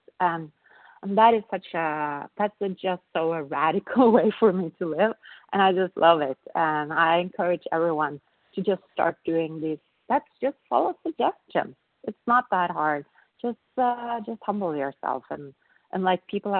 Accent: Norway; I'm from Norway

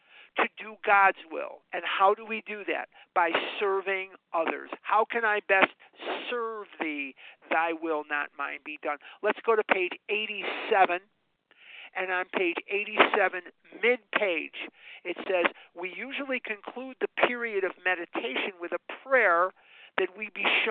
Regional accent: Chicago, Illinois, United States; now in Arizona, United States; I'm born and raised on the north side of Chicago

